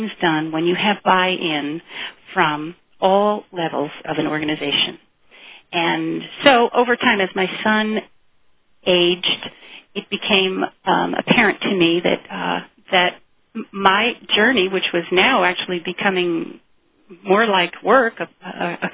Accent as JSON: {"language": "English", "region": "East Coast", "country": "United States", "said": "I was from the East Coast"}